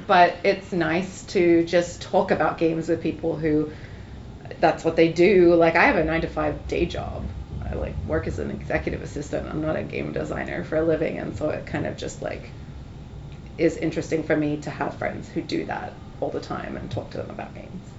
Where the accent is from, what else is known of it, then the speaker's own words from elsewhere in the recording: Australia; moved away as an adult; also born or lived in Brisbane, Australia; now in Toronto, Canada; I'm from Australia, uh, and I was living in Brisbane